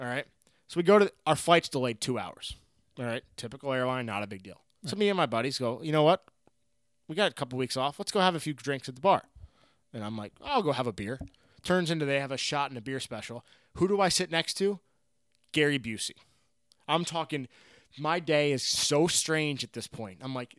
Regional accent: Ireland; I go up, being an Irish guy.

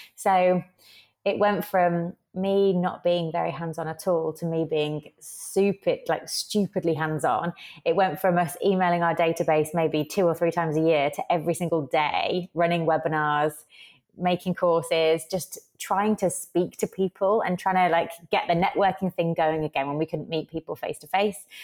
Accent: Birmingham, West Midlands, United Kingdom; I was actually in Birmingham, United Kingdom, my hometown

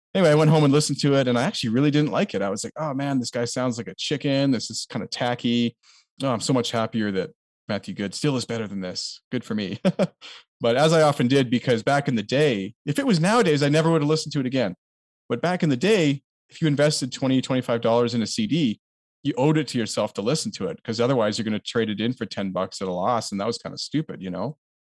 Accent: Canada; a Canadian was, like, kind of unique to us

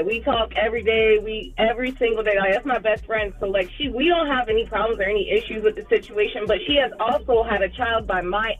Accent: Charlotte, North Carolina, United States; No, I'm from Charlotte.

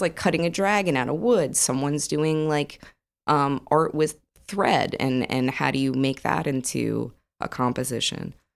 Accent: New Jersey, United States; now in Austin, United States; I grew up in New Jersey

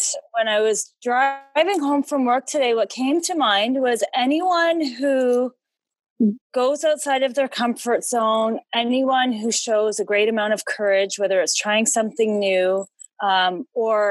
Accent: St. Catharines, Ontario, Canada; St. Catharines, Ontario.

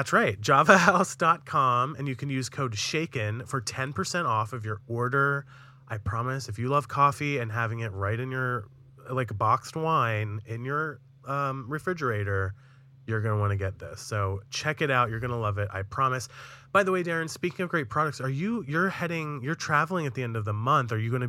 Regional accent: New York, United States; That's the funny thing about being a New Yorker is like if you live in the city, you generally don't know much about the rest of the state

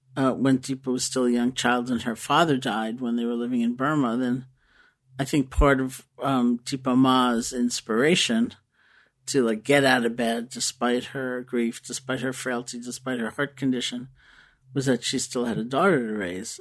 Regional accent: New York City, New York, United States; I grew up in New York City

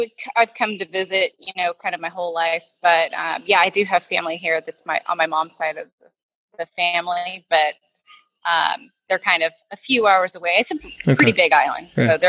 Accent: Houston, Texas, United States; Houston, Texas. Born and raised in Texas.

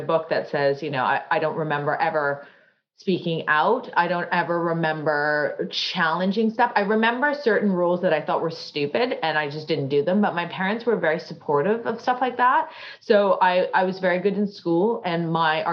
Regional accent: Canada; now in London, United Kingdom; I grew up in Canada

